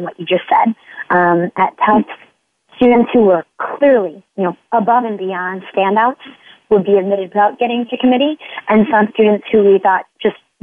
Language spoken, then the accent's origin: English; Midwest, United States; I'm from the Midwest